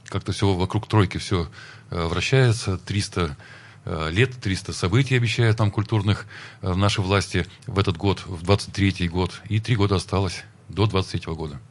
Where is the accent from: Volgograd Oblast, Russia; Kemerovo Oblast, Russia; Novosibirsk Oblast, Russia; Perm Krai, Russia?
Perm Krai, Russia; Perm; я родился на Крохлевке